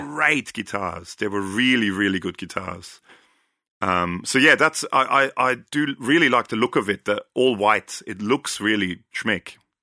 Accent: Austria; I'm from Austria

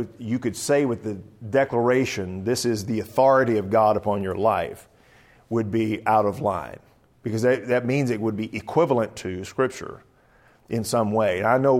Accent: the South, United States; Of course, I'm from the South, too, and it's kind of like, the war's not over yet.

